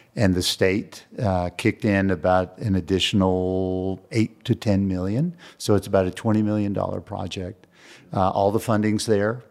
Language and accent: English; San Antonio, Texas, United States; now in Santa Fe, United States; I was raised in San Antonio, Texas